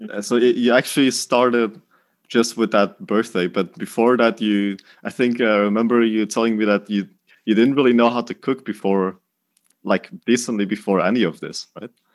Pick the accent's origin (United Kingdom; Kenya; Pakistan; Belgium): Belgium; Dutch part of Belgium, Flanders; moved away as an adult; now in Denmark; We, we're both from Belgium. You're from the French part of Belgium. I'm from the Dutch part of Belgium